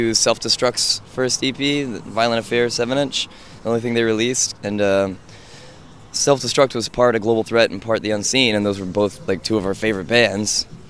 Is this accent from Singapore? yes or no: no; Oklahoma City, Oklahoma, United States; We're from Oklahoma City.